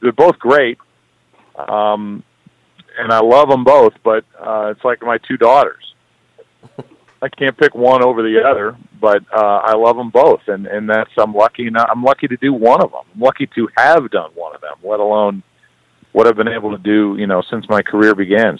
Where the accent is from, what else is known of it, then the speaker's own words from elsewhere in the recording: St. Louis, Missouri, United States; I'm proud to be from St. Louis